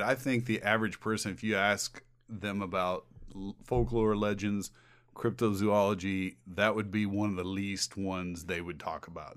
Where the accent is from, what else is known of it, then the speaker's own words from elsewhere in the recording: Indiana, United States; We're from Indiana